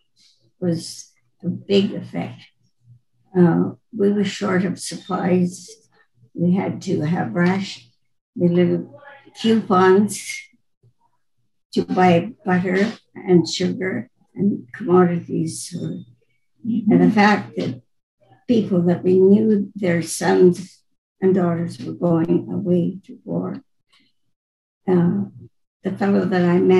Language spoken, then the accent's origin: English; Neilburg, Saskatchewan, Canada; I grew up on a farm near north of Neilburg, 5 miles.